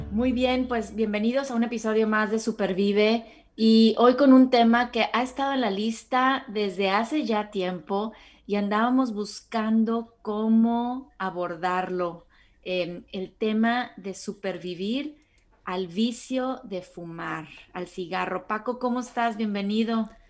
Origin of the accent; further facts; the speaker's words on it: Tampico, Tamaulipas, Mexico; now in Mexico City, Mexico; soy de Tampico, llegué a vivir a México por ahí del 2003